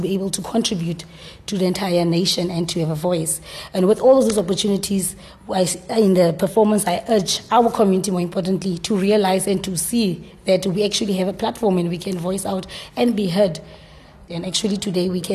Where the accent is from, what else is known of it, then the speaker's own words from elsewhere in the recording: Kimberley, Northern Cape, South Africa; I'm from Kimberley, Galeshewe.